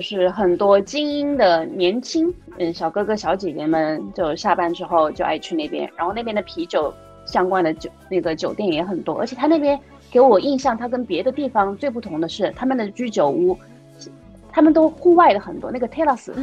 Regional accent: China; 在我们中国人看来

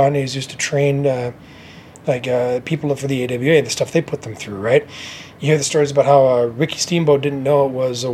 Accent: Winnipeg, Manitoba, Canada; I'm from Winnipeg and the Prairies, and we're actually the center of the country

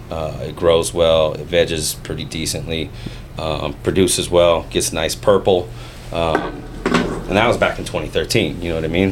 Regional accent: Fairfield, California, United States; also born or lived in Vallejo, California; basically grew up in Fairfield, born in Vallejo, grew up in Fairfield

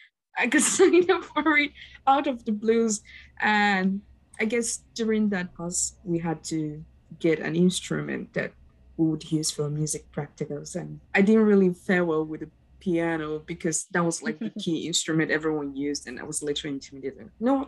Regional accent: Nigeria; from Nigeria, and I've had five different violin teachers in five different countries.

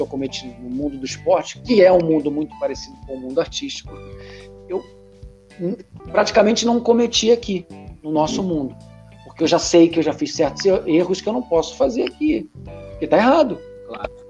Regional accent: Brazil; first language Portuguese; also born or lived in Portugal; now in Italy; as vogais do brasileiro são nasaladas

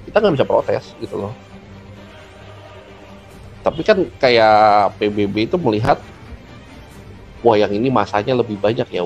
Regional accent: Java, Indonesia; sebagai orang Jawa lebih malu

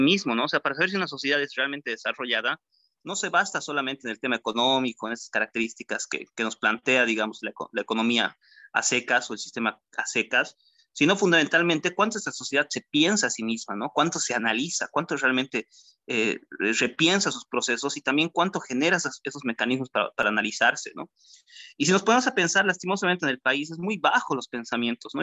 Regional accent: Bolivia; Esta capacidad que tenemos como bolivianos

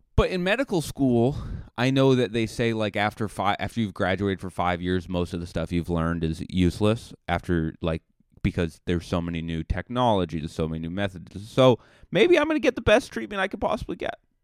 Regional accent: Buzzards Bay, Massachusetts, United States; moved away; my hometown

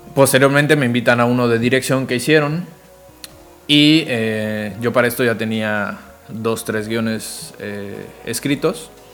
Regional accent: Zamora, Michoacán, Mexico; moved away as an adult; also born or lived in Cancún, Mexico; soy de Morelia, bueno, específicamente de Zamora, Michoacán

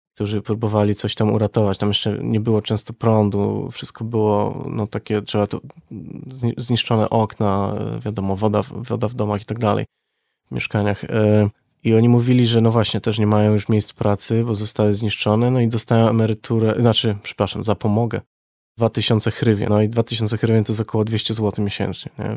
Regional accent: Wrocław, Lower Silesian Voivodeship, Poland; pochodzę z Wrocławia

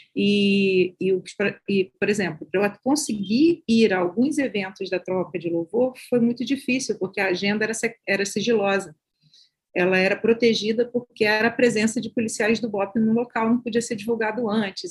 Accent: Baixada Fluminense, Rio de Janeiro, Brazil; eu sou da Baixada Fluminense do Rio de Janeiro

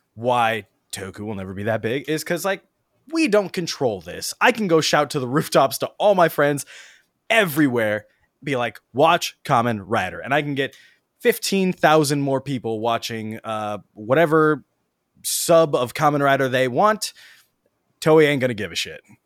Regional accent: United States; as an American and non-Japanese speaking person

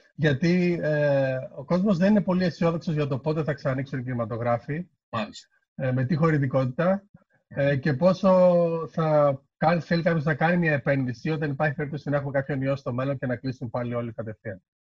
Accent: Kavala, Eastern Macedonia and Thrace, Greece; moved away as an adult; also born or lived in Thasos / Thessaloniki / Edinburgh; μεγάλωσα στην Καβάλα

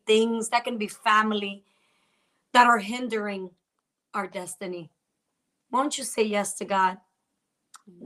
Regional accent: New Jersey, United States; I'm from Jersey

